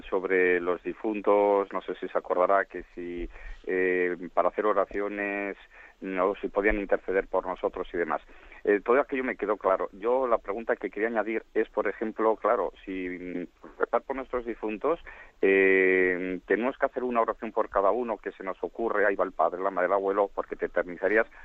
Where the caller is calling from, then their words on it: Valencia, Valencian Community, Spain; de Valencia.